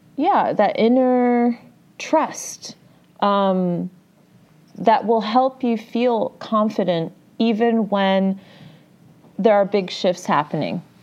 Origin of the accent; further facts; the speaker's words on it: Midwest, United States; I'm from the Midwest?